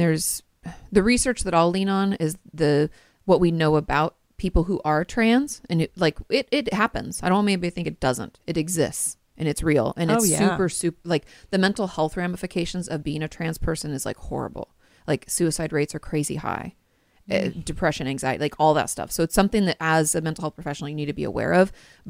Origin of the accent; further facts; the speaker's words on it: Washington, United States; And I grew up in Washington State. Hello, grunge.